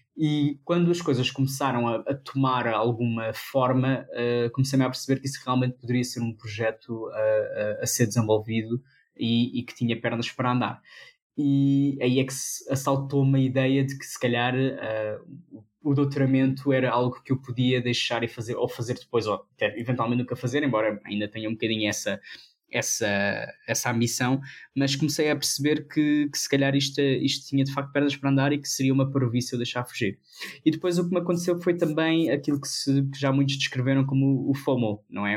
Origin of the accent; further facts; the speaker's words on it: Portugal; eu nasci já português